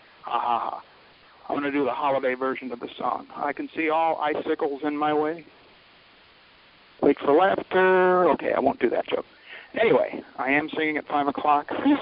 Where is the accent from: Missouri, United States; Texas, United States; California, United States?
Texas, United States; I'm the guy from Texas